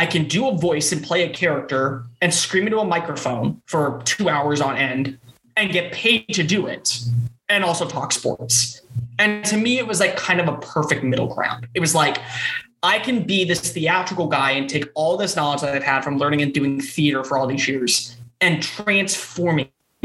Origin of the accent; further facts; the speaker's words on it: Houston, Texas, United States; also born or lived in Tuscaloosa, Alabama / New York City; growing up in Texas, you know, one of the biggest things is that football is freaking life down here